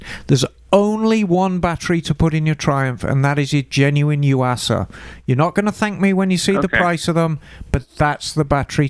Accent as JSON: {"language": "English", "town": "Birmingham", "region": "West Midlands", "country": "United Kingdom", "moved": "yes", "lives_now": "United States", "said": "I'm actually from Birmingham"}